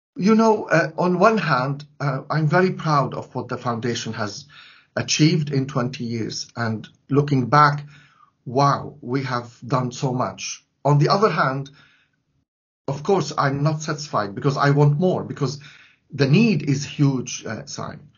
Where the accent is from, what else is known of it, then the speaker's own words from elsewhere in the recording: Latakia, Latakia Governorate, Syria; now in London, United Kingdom; In my hometown, Latakia